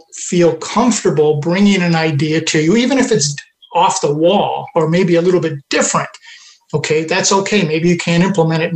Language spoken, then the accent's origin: English; Western New York near Rochester, United States; moved away; I grew up in Western New York near Rochester